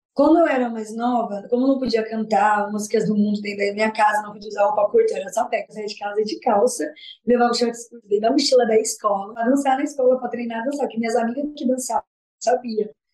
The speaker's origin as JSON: {"language": "Portuguese", "town": "Capivari de Baixo", "region": "Santa Catarina", "country": "Brazil", "tie": "born or raised there", "also_born_or_lived": "Forquilhinha, Santa Catarina", "said": "nasci em Santa Catarina, Forquilinha, né? Morei ali em uma mas fiquei morando mais em Capivari de Baixo"}